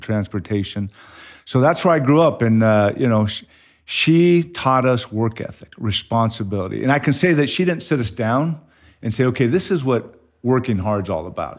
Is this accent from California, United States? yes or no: yes; Ontario, California, United States; moved away as an adult; now in Mason, United States; I grew up in Southern California, where there was a lot of asphalt, a lot of concrete, uh, not a whole lot of grass in your yard, uh, Ontario, California.